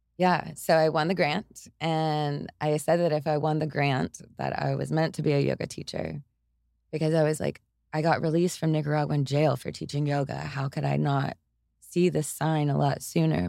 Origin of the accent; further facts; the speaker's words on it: Tyler, Texas, United States; now in Austin, United States; I grew up in Tyler, Texas, and over in East Texas, it's, it's kind of brutal